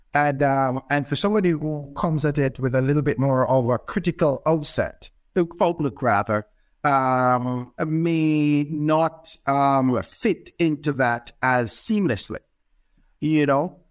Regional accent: Jamaica; moved away as an adult; also born or lived in Edmonton, Alberta, Canada; now in Ontario, Canada; I'm Jamaican by birth. Uh, my wife and I moved to Edmonton, Alberta, um, uh, many years ago.

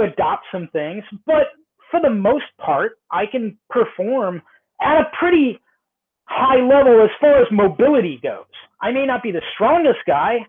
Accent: Southern California, United States; I grew up in Southern California

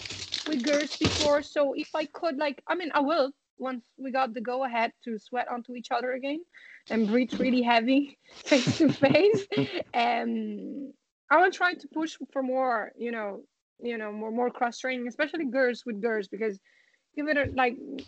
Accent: Italy; now in Ireland; I'm from Italy

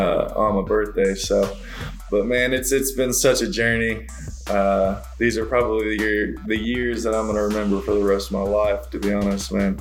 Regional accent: Edmond, Oklahoma, United States; I grew up in Edmond pretty much all my life, other than 2 years whenever I was a kid

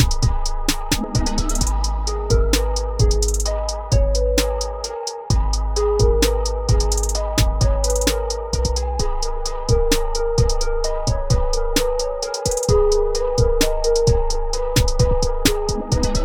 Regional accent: Orlando, Florida, United States; also born or lived in Brooklyn, New York; born in Brooklyn, New York, raised in Orlando, Florida

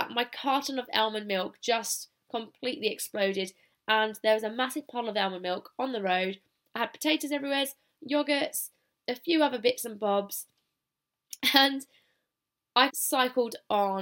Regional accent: United Kingdom; accent: British; now in Australia; I've still got my British accent

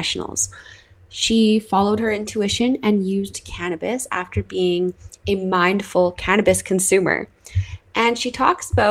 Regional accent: Canada; I'm your Canadian host

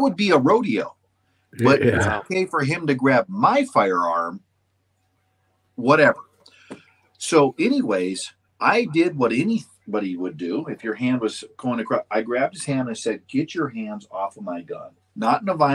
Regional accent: Western North Dakota, United States; I'm from Western North Dakota. It is a different country.

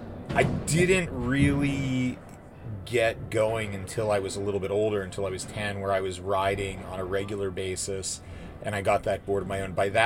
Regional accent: Washington, Pennsylvania, United States; I'm originally from Washington, Pennsylvania, which is just south of Pittsburgh by about 20 miles.

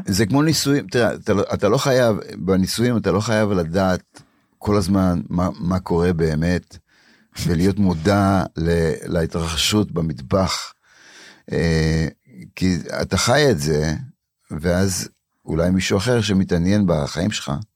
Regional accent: Warsaw, Masovian Voivodeship, Poland; now in Israel; בוורשה הייתי יושב מתחת לפסנתר בתור ילד, בן שלוש, ארבע

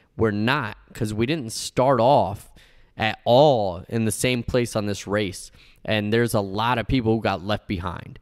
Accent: United States; first language Spanish; English is a second language; I'm Cuban. Uh, uh, uh, my mother and father came from Cuba. I'm one hundred percent Cuban, but I was born in the United States, so I'm one hundred percent American.

